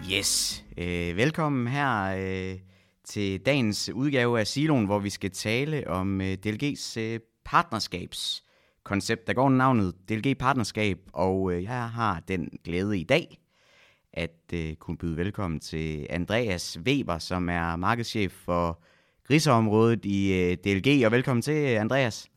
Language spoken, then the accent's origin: Danish; West Jutland, Central Denmark Region, Denmark; nu kommer jeg jo fra Vestjylland